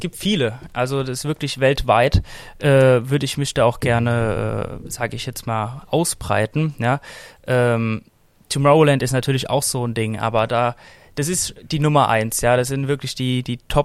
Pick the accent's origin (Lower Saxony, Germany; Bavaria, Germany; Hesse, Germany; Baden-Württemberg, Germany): Hesse, Germany; Frankfurt; Ich bin hier auch aufgewachsen in Frankfurt